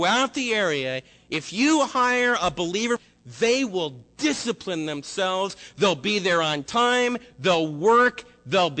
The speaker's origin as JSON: {"language": "English", "country": "United States", "said": "us as American believers"}